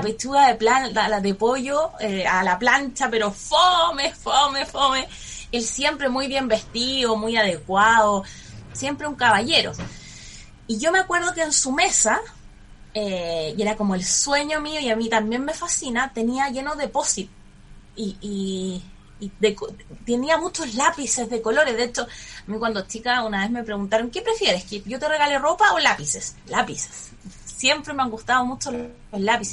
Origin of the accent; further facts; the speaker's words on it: Santiago, Santiago Metropolitan Region, Chile; Yo nací en Santiago el año 84, tengo 36 años.